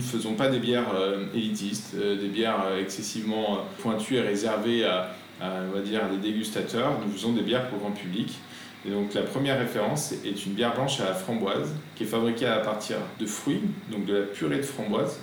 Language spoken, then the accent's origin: French; Lyon, Auvergne-Rhône-Alpes, France; en tant que lyonnais